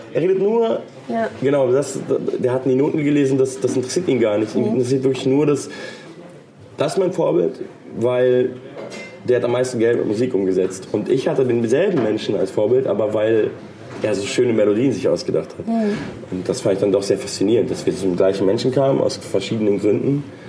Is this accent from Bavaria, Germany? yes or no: yes; Munich, Bavaria, Germany; Ich komme aus München.